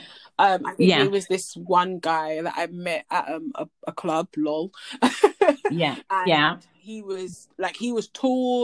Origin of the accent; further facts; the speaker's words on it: Nigeria; I'm Nigerian